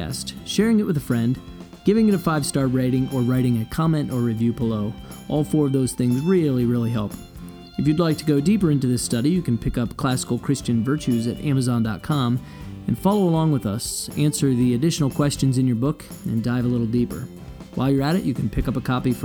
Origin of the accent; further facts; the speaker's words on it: Ohio, United States; I grew up in Ohio and family in Michigan